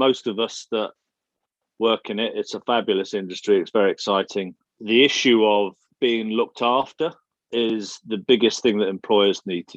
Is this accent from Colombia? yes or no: no; England, United Kingdom; you're English